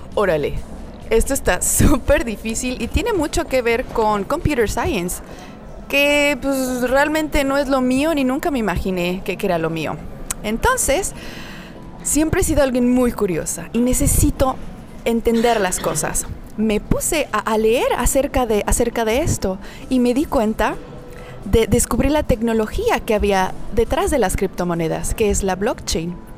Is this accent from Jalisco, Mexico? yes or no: no; Mexico City, Mexico; moved away as an adult; also born or lived in Paris, France / Amsterdam, Netherlands; now in France; nací en el DF y bueno, toda mi vida estuve en México